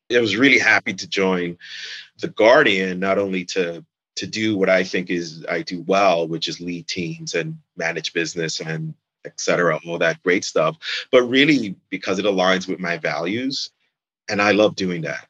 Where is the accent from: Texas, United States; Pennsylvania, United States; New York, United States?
New York, United States; New York City; moved away as an adult; now in Jersey City, United States; I'm from New York City, basically. And growing up in the city